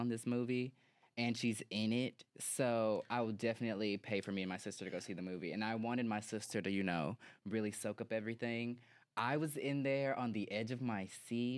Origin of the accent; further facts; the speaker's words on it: Memphis, Tennessee, United States; 901 represent, you know I'm from Memphis